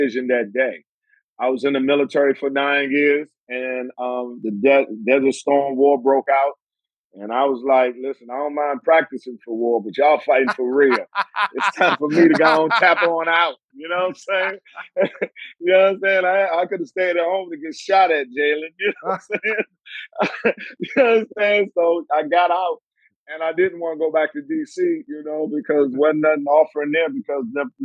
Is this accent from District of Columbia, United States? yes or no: yes; Washington, District of Columbia, United States; growing up in D.C. was beautiful, just like in Detroit. Hard, you know, but sweet